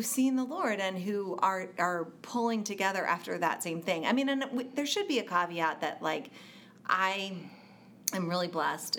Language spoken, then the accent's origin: English; United States; grew up as a American Christian